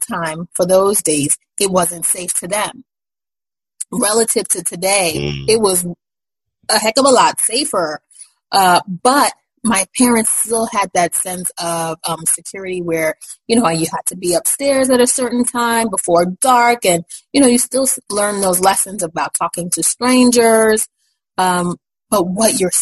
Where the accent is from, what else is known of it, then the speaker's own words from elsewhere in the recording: New York City, New York, United States; I grew up in Brooklyn